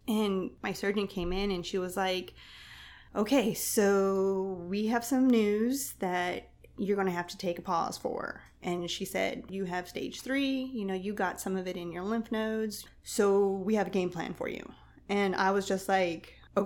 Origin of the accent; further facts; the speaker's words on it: Texas, United States; now in Savannah, United States; I'm originally from Texas. I'm a transplant here